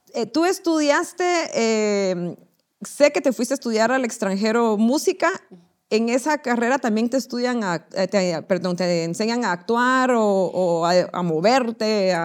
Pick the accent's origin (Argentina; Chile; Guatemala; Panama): Guatemala; nosotros como guatemaltecos